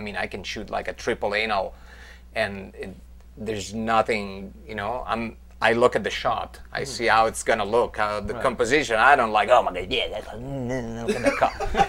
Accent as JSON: {"language": "English", "town": "Van Nuys", "region": "California", "country": "United States", "said": "I'm from Van Nuys."}